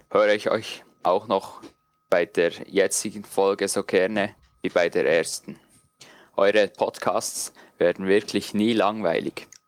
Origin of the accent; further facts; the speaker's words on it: Switzerland; ich komme aus der Schweiz. Ich weiß nicht, ob ich der einzige Hörer aus der Schweiz bin.